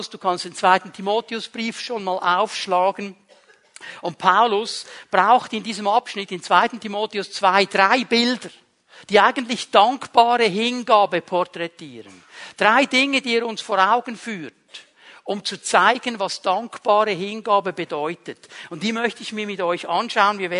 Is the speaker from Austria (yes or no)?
no; Switzerland; Uns im Westen fordert es heraus, uns als Schweizer fordert es sowieso heraus. Wir sind neutral.